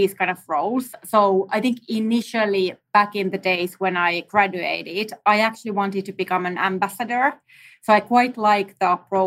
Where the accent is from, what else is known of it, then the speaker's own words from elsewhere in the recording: Finland; now in New York, United States; I'm actually based in New York. I'm originally from Finland